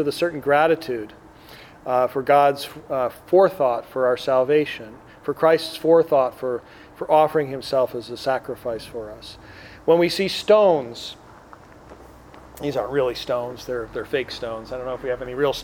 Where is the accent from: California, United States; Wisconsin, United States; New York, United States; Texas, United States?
Wisconsin, United States; Green Bay; now in Chicago, United States; I grew up in Wisconsin, but my dad's from Chicago